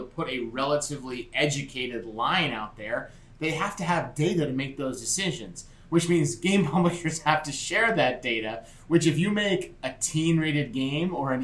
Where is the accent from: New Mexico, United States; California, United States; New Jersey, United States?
New Jersey, United States; my home state of New Jersey now